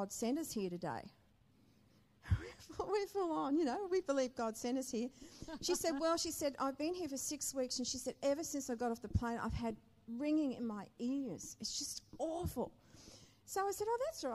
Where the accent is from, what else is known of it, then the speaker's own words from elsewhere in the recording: Brisbane, Queensland, Australia; moved away as an adult; also born or lived in Perth; we're from Brisbane. We've never been anywhere but Brisbane